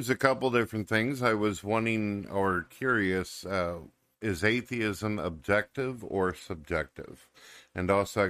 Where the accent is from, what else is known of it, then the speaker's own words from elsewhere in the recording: St. Louis, Missouri, United States; St. Louis, Missouri.